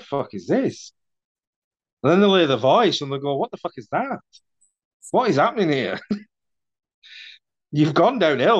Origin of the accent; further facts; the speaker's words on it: North West England, United Kingdom; accent: Mancunian; Or I speak for longer than half an hour on the phone to say my dad or a friend, my accent starts to go all proper Mancunian, and it starts to change and it goes all weird.